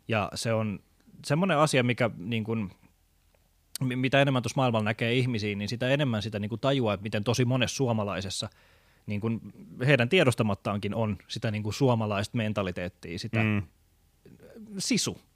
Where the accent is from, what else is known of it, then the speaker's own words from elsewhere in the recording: Tampere, Pirkanmaa, Finland; moved away; mä oon kotoisin Tampereelta